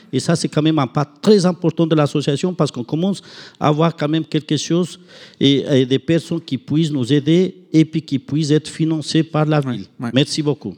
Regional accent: Ecuador; moved away; chez nous en Équateur

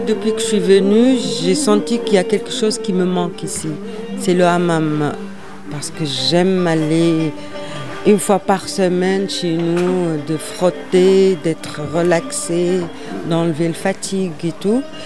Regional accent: Tunisia; moved away; je suis tunisienne et j'ai dit, je suis pas étrangère, je suis tunisienne

